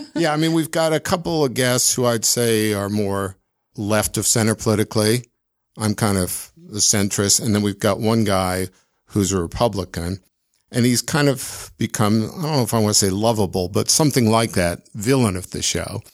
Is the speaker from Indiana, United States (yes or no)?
no; Washington, District of Columbia, United States; moved away as an adult; also born or lived in Chicago, Illinois / Evanston, Illinois / Edinburgh, Scotland; now in Salt Lake City, United States; my dad got transferred to D.C. when I was very young, just a few months old. So essentially, I grew up in D.C